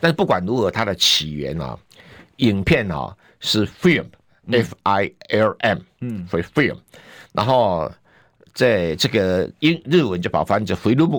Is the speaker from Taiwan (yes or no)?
yes; Taiwan; 那我们台湾没有人，呃，有人讲说我们台湾人不讲视频，我们要讲影片。